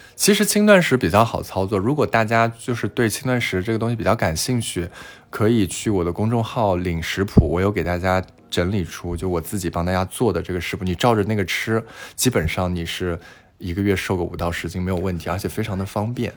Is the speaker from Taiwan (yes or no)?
no; China; 那我们中国人基本上是非常缺维 D 的